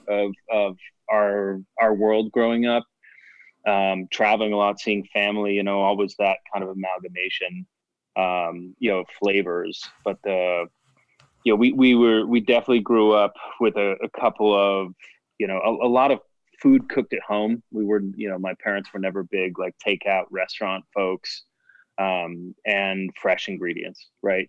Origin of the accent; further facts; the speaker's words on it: Chicago, Illinois, United States; moved away; also born or lived in Boston; I was born in the Chicago area